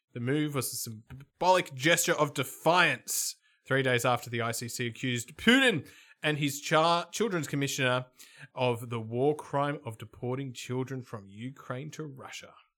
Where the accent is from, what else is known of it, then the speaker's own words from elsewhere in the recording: Melbourne, Victoria, Australia; I'm from Melbourne